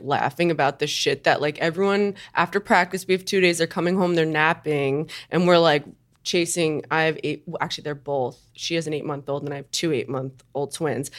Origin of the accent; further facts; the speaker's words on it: Long Island, New York, United States; I grew up on Long Island